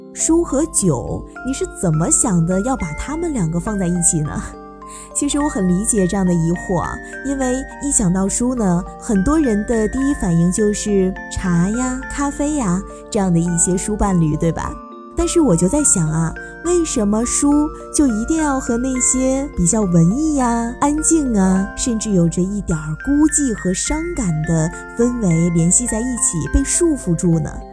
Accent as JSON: {"language": "Chinese", "country": "China", "said": "我们中国人的骨子里就是含蓄的"}